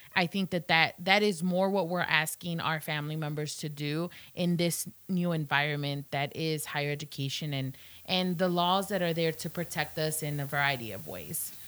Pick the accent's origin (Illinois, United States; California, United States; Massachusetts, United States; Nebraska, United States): Illinois, United States; moved away as an adult; now in Blacksburg, United States; I am from Illinois, and so very far from home here in beautiful Southwest Virginia